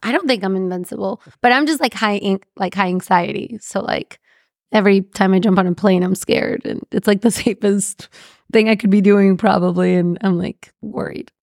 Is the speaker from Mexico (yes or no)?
yes; Mexico; I'm from Mexico